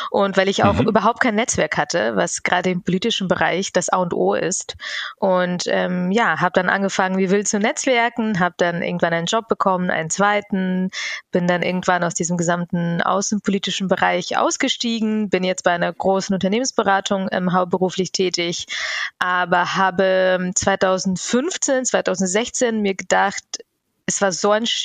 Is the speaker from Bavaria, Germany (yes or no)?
yes; Bavaria, Germany; Und in Bayern, wo ich aufgewachsen bin, ist so eine Empfehlung bindend.